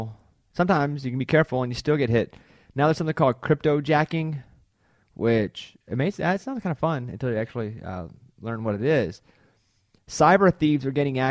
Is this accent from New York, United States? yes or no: no; Mountain Pine, Arkansas, United States; I was from Mount Pine, 700 mm-hmm. people